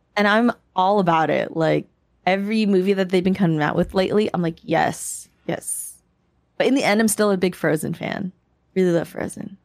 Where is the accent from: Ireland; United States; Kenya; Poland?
United States; also born or lived in Philippines (parents' origin); I grew up in a Canadian Asian American household